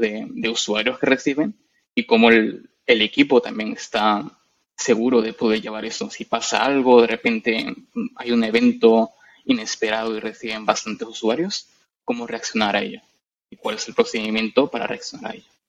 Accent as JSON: {"language": "Spanish", "town": "Madrid", "region": "Community of Madrid", "country": "Spain", "tie": "born or raised there", "moved": "as an adult", "lives_now": "London, United Kingdom", "said": "yo soy de Madrid, de España. Nací allí"}